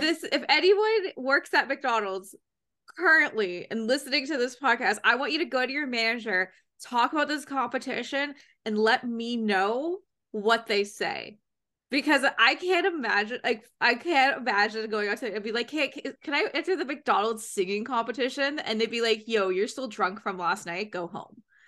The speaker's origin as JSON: {"language": "English", "country": "Canada"}